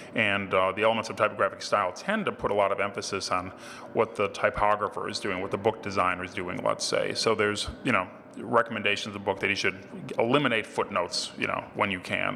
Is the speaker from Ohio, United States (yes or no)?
yes; Ohio, United States; my home state of Ohio